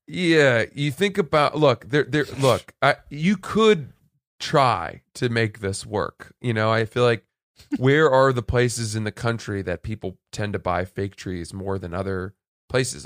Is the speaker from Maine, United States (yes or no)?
yes; Maine, United States; moved away; growing up in Maine, where the whole, wor-, the whole state smelled like